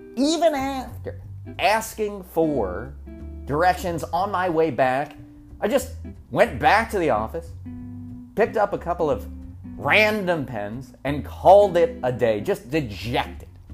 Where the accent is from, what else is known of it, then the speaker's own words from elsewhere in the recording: Berks County, Pennsylvania, United States; also born or lived in Norristown, Pennsylvania; When we moved from Norristown into the middle of nowhere, Berks County